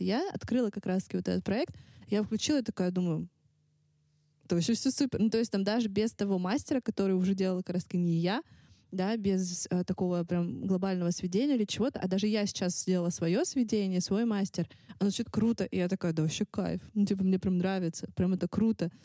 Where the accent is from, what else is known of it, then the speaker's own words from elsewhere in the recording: Russia; accent: Russian accent (in English); мой русский акцент